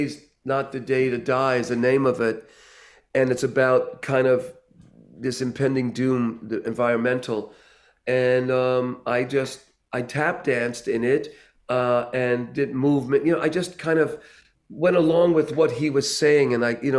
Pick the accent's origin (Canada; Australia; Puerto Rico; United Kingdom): Puerto Rico; being Puerto Rican